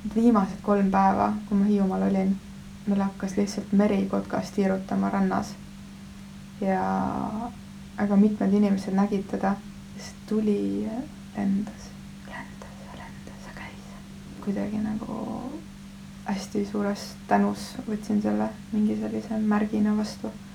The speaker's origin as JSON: {"language": "Estonian", "area": "Viru-Nigula area", "region": "Lääne-Viru County", "country": "Estonia", "said": "ma olen sealt kandist pärit, Mahu küla on seal lähedal ja Kunda"}